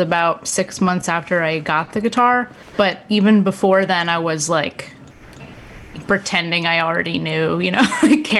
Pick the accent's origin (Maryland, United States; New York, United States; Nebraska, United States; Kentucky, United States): New York, United States; Millbrook; also born or lived in Manhattan, New York; most of my life, I grew up in the Hudson Valley in Millbrook, New York